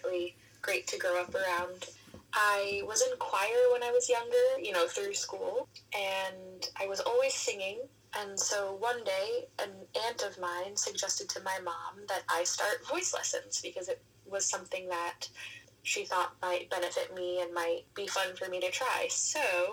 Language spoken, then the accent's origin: English; New York, United States; now in Boston, United States; I am a soprano from New York